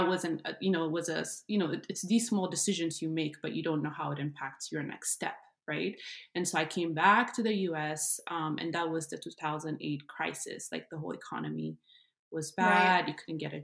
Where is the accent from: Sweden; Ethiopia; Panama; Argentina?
Ethiopia; Addis Ababa; moved away as an adult; also born or lived in Iowa, United States; now in United States; I grew up in Ethiopia, born and raised in Addis Ababa.